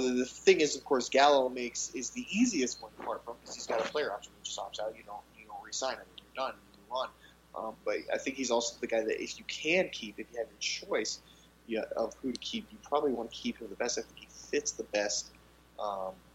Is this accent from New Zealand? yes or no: no; Colorado Springs, Colorado, United States; I grew up in Colorado Springs